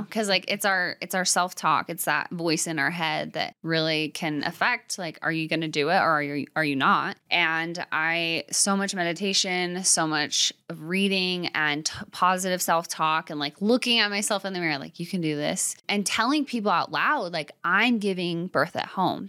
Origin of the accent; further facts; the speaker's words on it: Arizona, United States; moved away; also born or lived in Utah; I grew up in Arizona, but with a religious background, and then moving to Utah